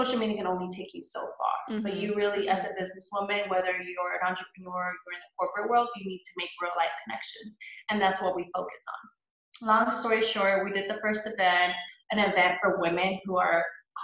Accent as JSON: {"language": "English", "town": "Houston", "region": "Texas", "country": "United States", "tie": "born or raised there", "said": "I am born and raised here in Houston. I grew up in Old Pearland."}